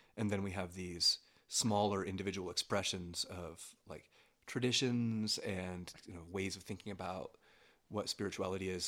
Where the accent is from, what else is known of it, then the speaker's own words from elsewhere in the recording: near Pittsburgh, Pennsylvania, United States; now in Denver, United States; I was born near Pittsburgh, Pennsylvania